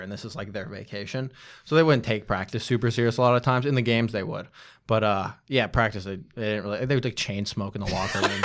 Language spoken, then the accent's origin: English; Bay Area, outside San Francisco, California, United States; moved away as an adult; now in New York, United States; I grew up in the Bay Area, a small town outside of, uh, San Francisco